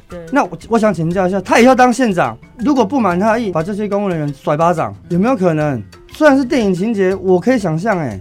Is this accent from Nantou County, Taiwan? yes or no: yes; Nantou County, Taiwan; 我的故乡